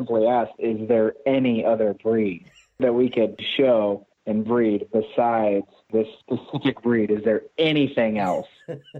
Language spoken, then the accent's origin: English; Ohio, United States; moved away as an adult; also born or lived in Idaho; So I am not from the West Coast. I'm actually from Ohio, and I joined the military, which took me out to Idaho.